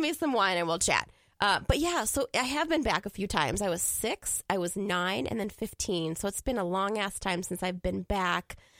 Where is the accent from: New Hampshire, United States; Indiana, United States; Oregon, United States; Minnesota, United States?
Minnesota, United States; Woodbury; also born or lived in Iran; now in St. Paul, United States; I grew up in Woodbury, so that little suburb over there.